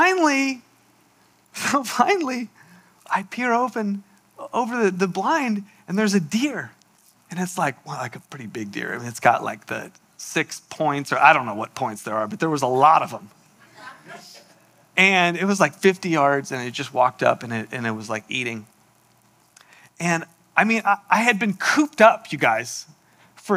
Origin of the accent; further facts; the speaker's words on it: San Diego, California, United States; moved away; also born or lived in Olympia, Washington; I grew up in San Diego, and I had never even shot a gun before. So I moved to Olympia, Washington